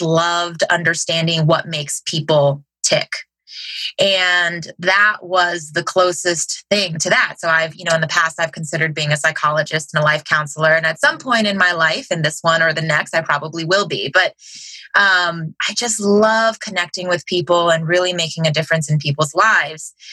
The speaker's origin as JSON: {"language": "English", "town": "Cincinnati", "region": "Ohio", "country": "United States", "said": "I'm from Cincinnati, Ohio."}